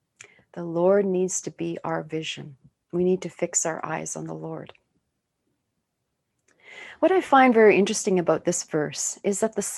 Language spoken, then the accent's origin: English; Sweden; born there; I was born in Sweden, and my relatives in Sweden often hold family reunions.